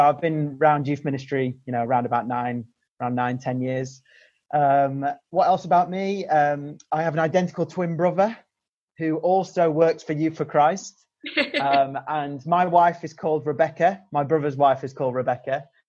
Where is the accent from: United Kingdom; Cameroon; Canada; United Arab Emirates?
United Kingdom; Sheffield, Yorkshire and the Humber; Sheffield, which is where I'm from